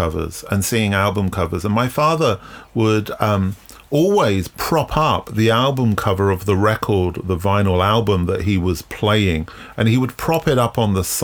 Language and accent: English; London, United Kingdom; growing up in London in the late 70s